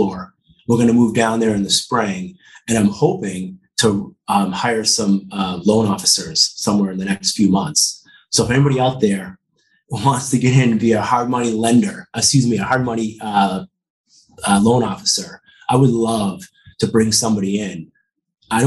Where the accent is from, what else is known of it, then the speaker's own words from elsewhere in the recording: Quincy, Massachusetts, United States; also born or lived in South Boston, Massachusetts; I grew up in Quincy. Mm-hmm. and I lived in South Boston most of my adult life